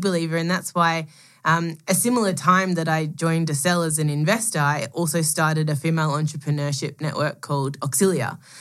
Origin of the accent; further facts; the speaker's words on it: Melbourne, Victoria, Australia; moved away as an adult; I'm Australian. I was born, grew up in Melbourne